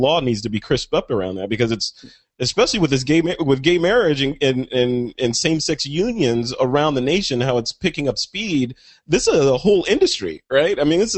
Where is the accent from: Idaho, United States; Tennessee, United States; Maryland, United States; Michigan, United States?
Michigan, United States; born there; it took place in my home state of Michigan, where I was born.